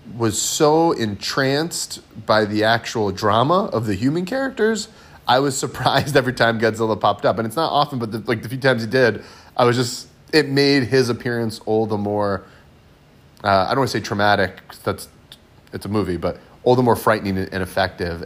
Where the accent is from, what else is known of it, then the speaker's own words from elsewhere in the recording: United States; as an American, um, uh, obviously as an American historian